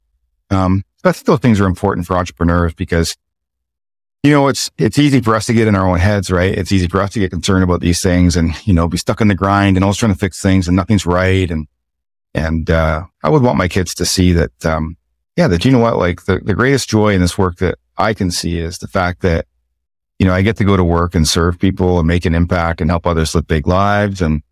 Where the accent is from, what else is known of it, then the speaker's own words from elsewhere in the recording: the Maritimes, Canada; growing up in the Maritimes